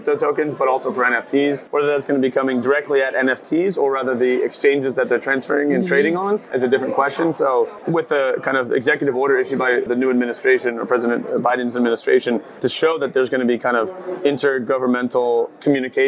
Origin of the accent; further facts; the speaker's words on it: United States; I'm American myself